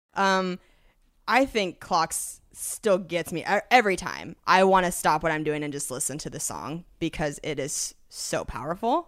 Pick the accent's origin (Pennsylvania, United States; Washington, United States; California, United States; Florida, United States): Washington, United States; moved away; I'm from Washington State originally.